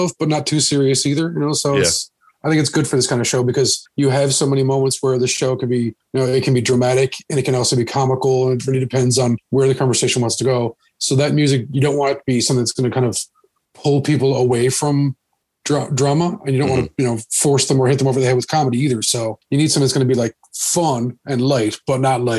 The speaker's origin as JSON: {"language": "English", "region": "Newfoundland and Labrador", "country": "Canada", "moved": "as an adult", "lives_now": "Costa Rica", "said": "I come from Newfoundland and Labrador, which is an island"}